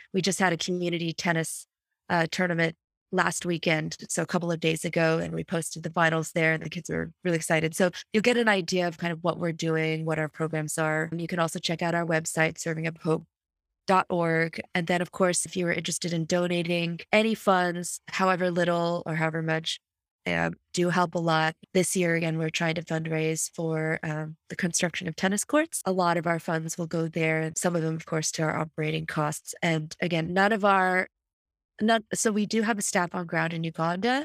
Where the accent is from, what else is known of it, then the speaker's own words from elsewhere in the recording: United States; I'm proud of being an American